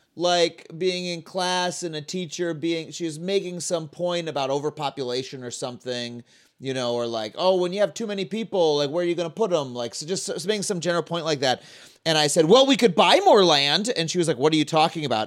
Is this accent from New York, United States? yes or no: yes; Long Island, New York, United States; I grew up on Long Island.